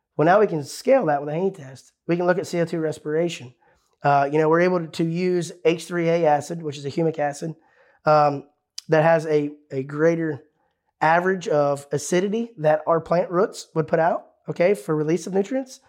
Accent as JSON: {"language": "English", "region": "Ohio", "country": "United States", "tie": "born or raised there", "said": "This is my home state I grew up in."}